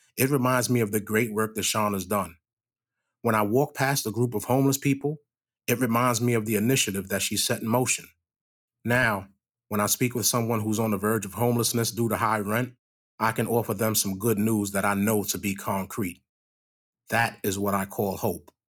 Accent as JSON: {"language": "English", "region": "New York", "country": "United States", "moved": "yes", "lives_now": "Manchester, United States", "said": "I'm a New Yorker. I know what homelessness looks like in a major city"}